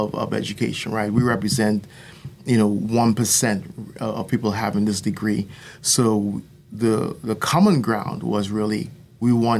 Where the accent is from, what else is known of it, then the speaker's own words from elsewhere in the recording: Trinidad & Tobago; moved away as an adult; also born or lived in New Jersey / Florida; now in United States; I was born in New Jersey, like I said in the past, and I grew up in the island of Trinidad. And but I came over here when I was 20 and went to USF